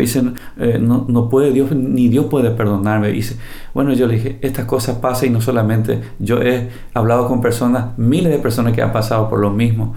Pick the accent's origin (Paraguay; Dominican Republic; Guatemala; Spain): Paraguay; Vivimos en un país, este país que es el Paraguay